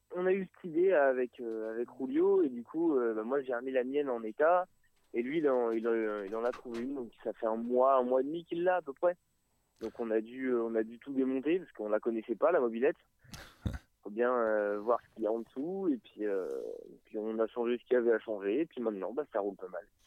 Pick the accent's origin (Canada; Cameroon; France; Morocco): France; Évreux, Normandy; on vient d'Evreux euh, vallée magnifique.